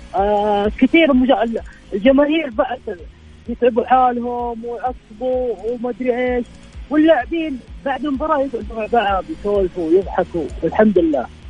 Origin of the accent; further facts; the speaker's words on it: Tabuk, Tabuk Province, Saudi Arabia; من تبوك